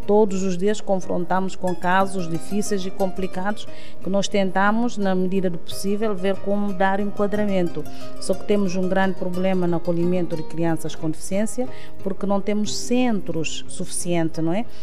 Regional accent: Canchungo, Cacheu, Guinea-Bissau; moved away; also born or lived in Bissau; Eu nasci em Canchungo, não sou de Bissau

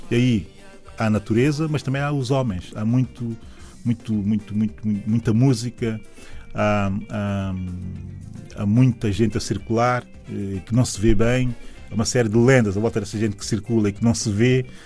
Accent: São Tomé, Água Grande, São Tomé & Príncipe; sou da cidade de São Tomé. Uh, a minha cidade, a minha cidade hoje começa no aeroporto uh, de São Tomé e Príncipe, aeroporto internacional, se quisermos.

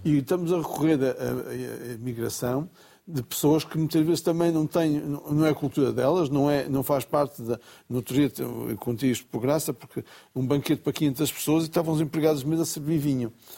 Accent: Bragança, Norte, Portugal; quando era miúdo em Bragança

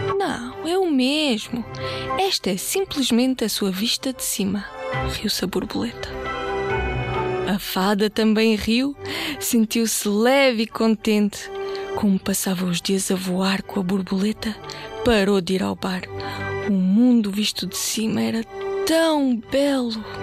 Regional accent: Portugal; also born or lived in Bulgaria; Eu nasci na Bulgária, ah, mas vivo cá desde muito, muito pequenina, desde os 4 anos e por isso já me sinto portuguesa também.

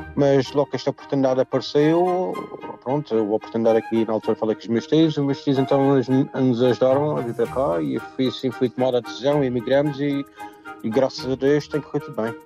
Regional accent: Funchal, Madeira, Portugal; moved away as an adult; now in Crawley, United Kingdom; cresci ali no Campo da Barca, na, na parte da Zona Velha

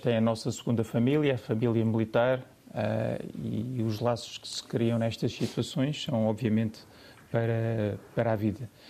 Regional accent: Barreiro, Setúbal, Portugal; Eu sou

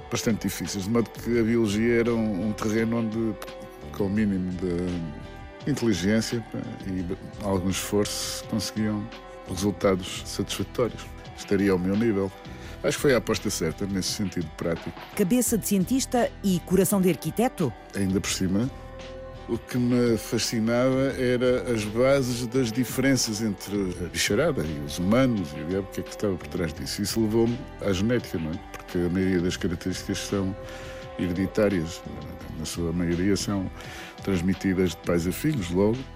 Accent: Portugal; Quando era miúdo, queria ser arquiteto. Mas quando era miúdo, em Portugal, para ser arquiteto era preciso que o pai, ou pelo menos o tio, já fosse arquiteto.

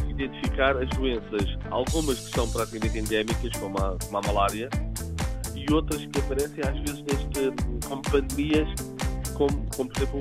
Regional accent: Portugal; born or raised there

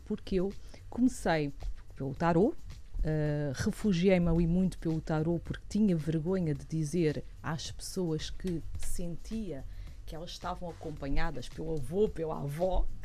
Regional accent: Portugal; eu sou portuguesa

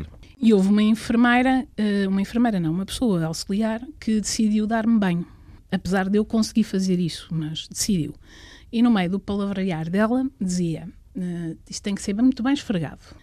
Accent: Coimbra, Centro, Portugal; minha terra é Coimbra

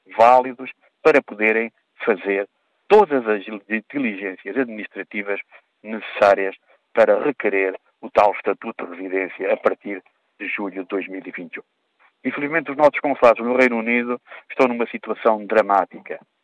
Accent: Portugal; Nós também somos portugueses

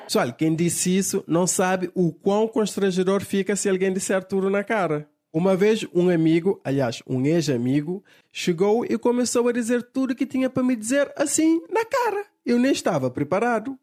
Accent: Cape Verde; todos os cabo-verdianos eram portugueses, porque até então pertencíamos a Portugal

